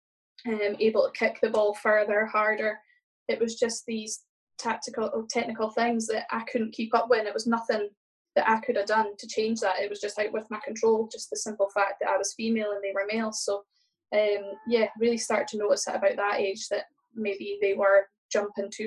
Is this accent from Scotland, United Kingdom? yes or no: yes; Aberdeen, Scotland, United Kingdom; growing up in Aberdeen